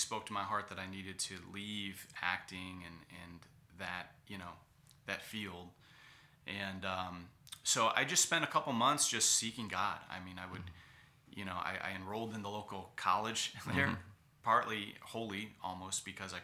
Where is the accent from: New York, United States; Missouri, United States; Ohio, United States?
Ohio, United States; Cleveland; moved away as an adult; Cleveland Baptist Church in my hometown in Cleveland, Ohio